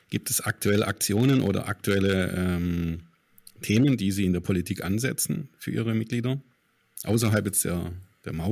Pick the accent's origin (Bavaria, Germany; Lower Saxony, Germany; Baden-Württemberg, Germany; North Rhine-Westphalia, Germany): Baden-Württemberg, Germany; Stuttgart; hier immer Stuttgart 21, wir kommen ja aus Stuttgart.